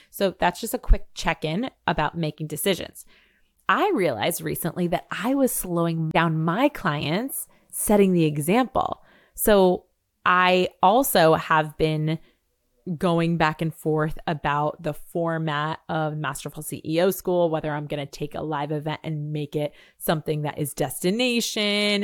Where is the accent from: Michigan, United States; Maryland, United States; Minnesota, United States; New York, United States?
New York, United States; also born or lived in Seville, Spain; I'm a New Yorker